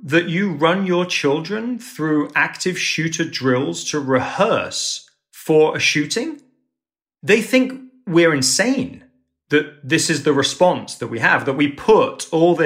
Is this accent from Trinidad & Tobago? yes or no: no; England, United Kingdom; moved away as an adult; now in United States; as an Englishman being in New York